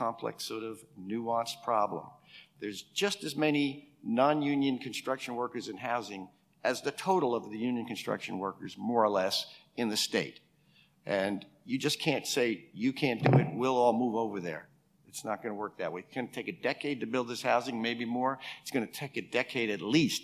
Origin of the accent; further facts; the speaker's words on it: New York, United States; I'm from New York